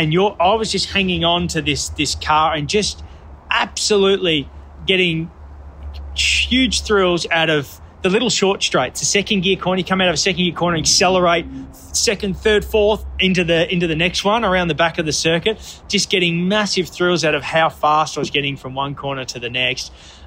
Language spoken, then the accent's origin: English; Australia; Because of the Red Bull connection, and I'm Australian, of course I want the underdog to get up and win, you know.